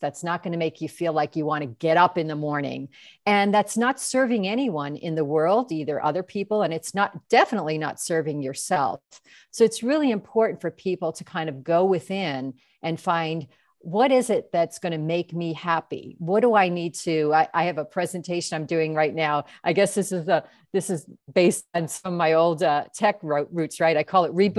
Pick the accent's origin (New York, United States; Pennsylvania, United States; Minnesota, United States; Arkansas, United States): New York, United States; moved away; I'm from New York originally